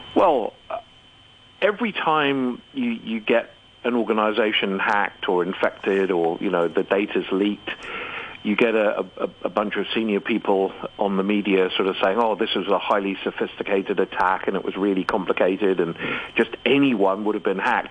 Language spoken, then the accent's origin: English; Hong Kong; I'm a citizen of Hong Kong. I was born in Hong Kong. I I live in Hong Kong